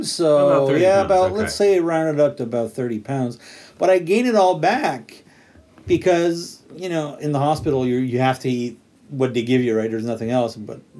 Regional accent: Quebec, Canada; now in Japan; I'm from Quebec, Canada

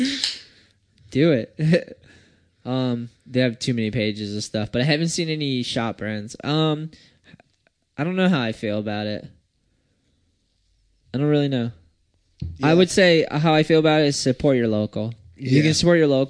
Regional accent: East Coast, United States; we're from the East Coast

